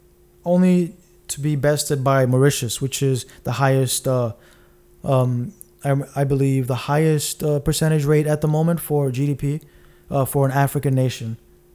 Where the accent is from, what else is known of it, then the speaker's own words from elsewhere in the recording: Dubai, United Arab Emirates; We grew up in Dubai together.